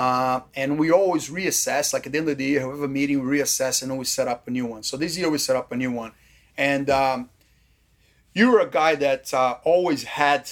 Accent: Brazil; now in Australia; This is how I was brought up in Brazil

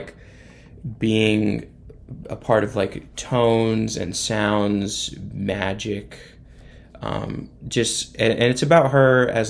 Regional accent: northern Indiana, United States; I'm from Indiana. Kokomo is more in South Indiana. I'm from the north part, closer to Michigan

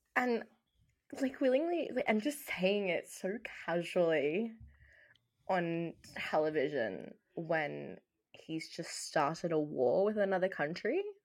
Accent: Australia; we are Australian.

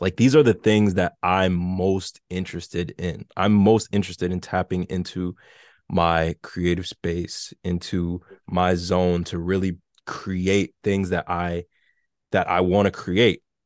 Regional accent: New York City, New York, United States; I'm from New York City, so I remember taking the train as a kid to, to school, so I grew up in the Bronx

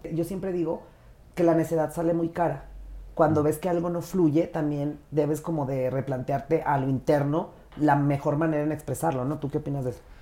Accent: Jiménez, Chihuahua, Mexico; also born or lived in Torreón, Coahuila; yo nací en Torreón, pero crecí en Jiménez

